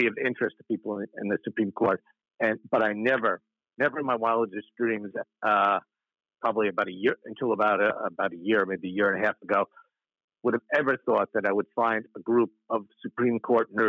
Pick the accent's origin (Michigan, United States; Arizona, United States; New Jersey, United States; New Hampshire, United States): New Jersey, United States; Bergen County; I come from Bergen County